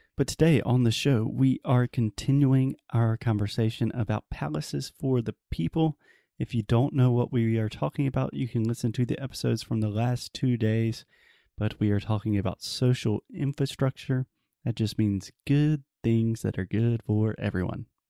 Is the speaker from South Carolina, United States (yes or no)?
yes; South Carolina, United States; my home state of South Carolina